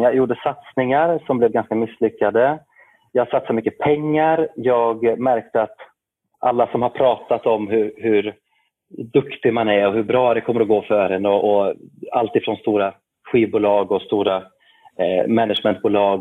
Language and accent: Swedish; Arvika, Värmland, Sweden; gammal biograf i Arvika där jag kommer ifrån, en liten stad i västra Värmland